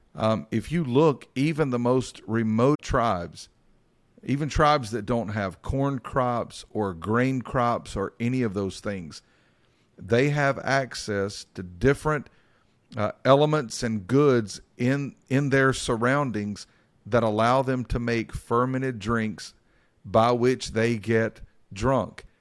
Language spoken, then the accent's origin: English; Mount Airy, North Carolina, United States; when I was a kid, I grew up in Mount Airy, North Carolina.